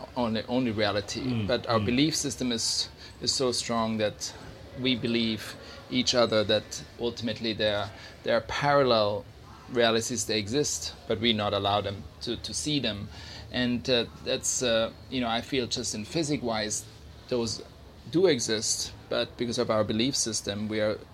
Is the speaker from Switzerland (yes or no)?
yes; Switzerland; I grew up in Switzerland in the mountains